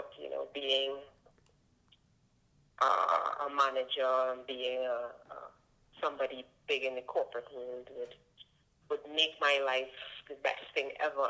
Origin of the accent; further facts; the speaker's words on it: Trinidad & Tobago; I am. I was born here